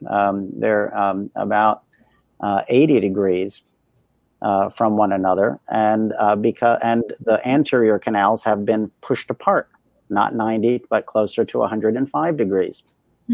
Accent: Delaware, United States; I grew up in Delaware

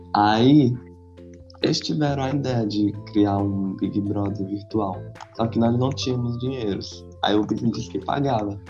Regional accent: Brazil; eu sou do Brasil

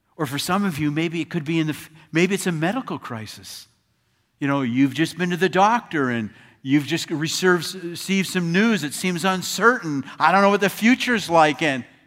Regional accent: Chicago, Illinois, United States; we're from Chicago

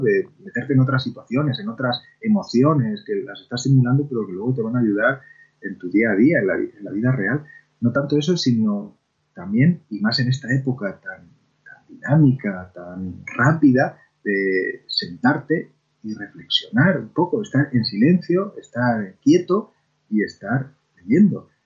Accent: Argamasilla de Alba, Castilla-La Mancha, Spain; nací de hecho, en, la Ramasilla de Alba, y nací en la calle Azorín

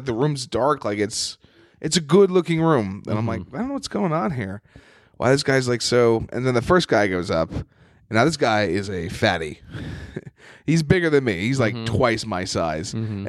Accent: New York, United States; "Hey, I'm from New York. You know, I'm an open micer, but I'm on some shows.

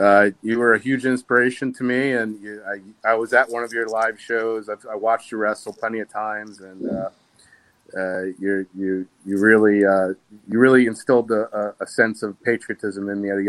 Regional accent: New Jersey, United States; also born or lived in Staten Island; Yes, I was born in Staten Island, but raised in New Jersey

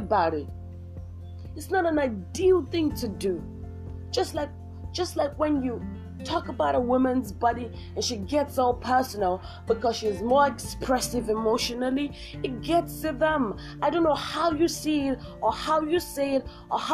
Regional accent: Nigeria; I'm from Nigeria

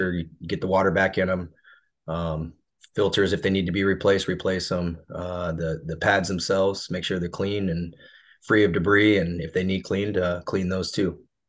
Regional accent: Ottumwa, Iowa, United States; I was raised in Ottumwa, Iowa.

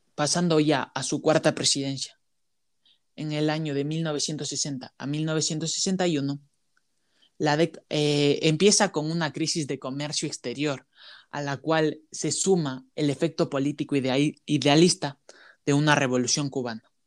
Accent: Ecuador; como ecuatorianos

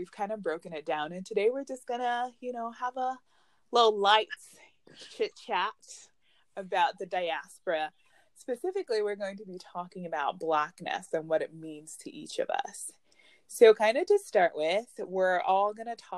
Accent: Ghana; now in United States

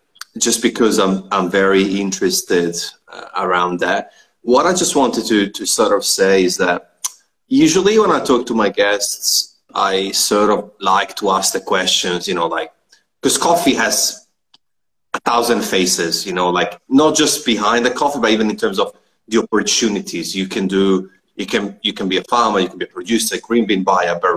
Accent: Trento, Trentino-Alto Adige, Italy; moved away; also born or lived in Melbourne, Australia; technically I'm from Trento, which is not far from Trieste

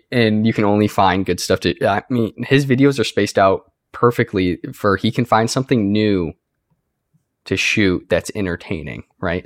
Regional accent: United States; I'm an American

